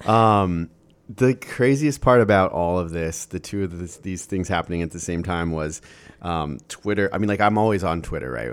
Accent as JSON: {"language": "English", "region": "Iowa", "country": "United States", "tie": "born or raised there", "said": "Iowa, my home state"}